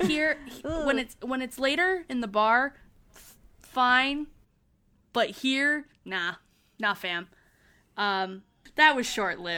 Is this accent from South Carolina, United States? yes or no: no; Michigan, United States; accent: pronounced Michigan; I have a pronounced Michigan accent.